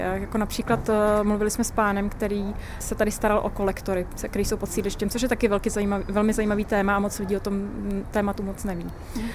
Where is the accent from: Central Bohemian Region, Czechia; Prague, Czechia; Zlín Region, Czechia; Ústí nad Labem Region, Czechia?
Prague, Czechia; also born or lived in Ďáblice, Prague; Já jsem vyrůstala taky na sídlišti eh, ve Strašnicích